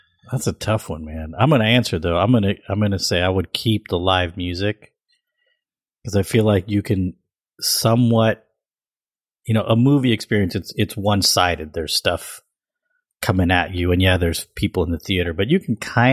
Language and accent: English; South India, India; I'm from South India